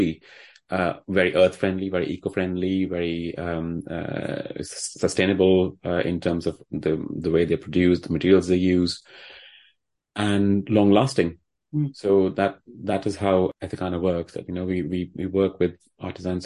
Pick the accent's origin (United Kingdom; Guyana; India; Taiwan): India; Delhi; moved away; I grew up in the old city of Delhi